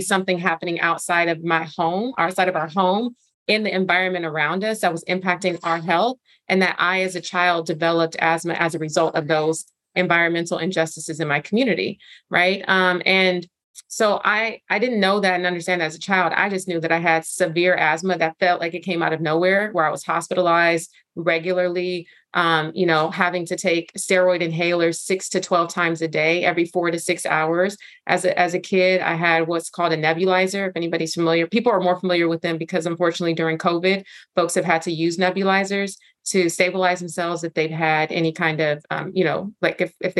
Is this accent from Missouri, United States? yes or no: no; Los Angeles, California, United States; also born or lived in Inglewood / South Bay; I was born and raised in South LA, South Central specifically, which got renamed South LA, and grew up in Inglewood and South Central and the South Bay here in Los Angeles.